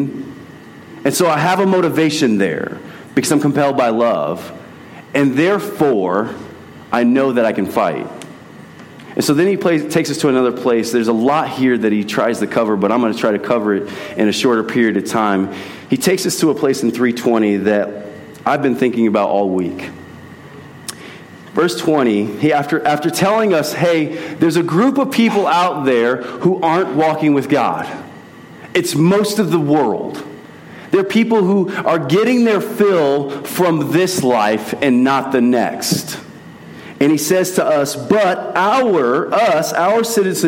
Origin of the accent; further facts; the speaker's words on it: United States; we love being American citizens